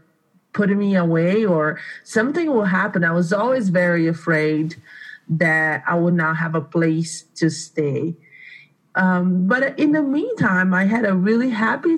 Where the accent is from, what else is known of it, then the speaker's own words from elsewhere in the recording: Brazil; English is a second language; moved away as an adult; now in Aurora, United States; I am originally from Brazil. I came from Brazil about 15 years ago